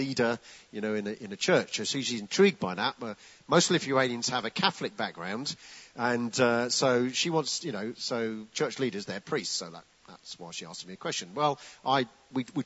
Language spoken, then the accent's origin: English; United Kingdom; also born or lived in Gravesend, Kent; we're British